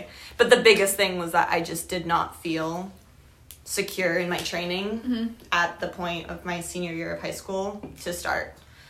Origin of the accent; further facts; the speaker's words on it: Portsmouth, New Hampshire, United States; my hometown growing up. Shout out, what hometown? Portsmouth, New Hampshire. It's a great little town.